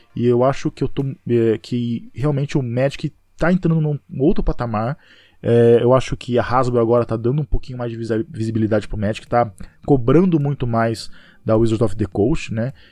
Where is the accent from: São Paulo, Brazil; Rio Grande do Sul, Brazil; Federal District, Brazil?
São Paulo, Brazil; Pereira Barreto; eu sou de Pereira Barreto, uma cidade do interior de São Paulo, é quase divisa com Mato Grosso do Sul. Então, ele é bem interiorzão mesmo, tem cerca de 25 mil habitantes, e eu cresci lá, nasci lá e vivi a minha vida toda.